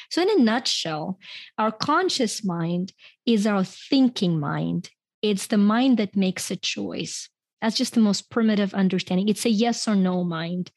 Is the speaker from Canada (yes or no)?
no; Ukraine; first language Ukrainian and Russian; English is a second language; moved away as an adult; now in United States; I grew up in Ukraine, and, um, when I came to the U S, uh, I was in my twenties